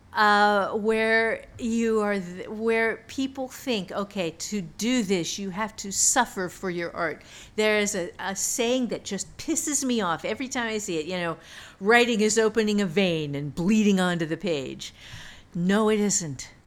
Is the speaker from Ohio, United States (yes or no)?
yes; Ohio, United States; I'm from Ohio